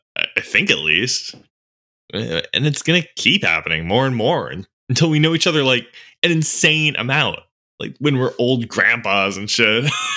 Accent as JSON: {"language": "English", "town": "Los Angeles", "region": "California", "country": "United States", "tie": "born or raised there", "said": "my hometown is Los Angeles, CA, and it's a really great city. Millions of people live there from all walks of life."}